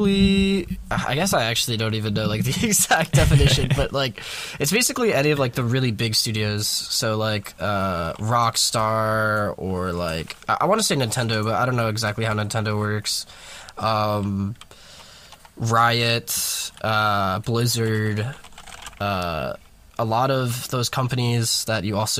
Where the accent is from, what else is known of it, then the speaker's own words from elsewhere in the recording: New York, United States; also born or lived in Peoria, Illinois; I'm back in New York, so I'm from New York, and then I moved to Bradley just in, like, the middle of nowhere.